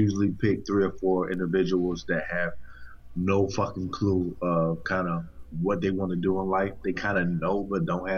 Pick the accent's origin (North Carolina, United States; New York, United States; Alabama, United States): North Carolina, United States; moved away as an adult; also born or lived in DC, Maryland, Virginia area; now in DMV area, United States; Born and raised in North Carolina. Moved to this area, DMV area, like 5 years ago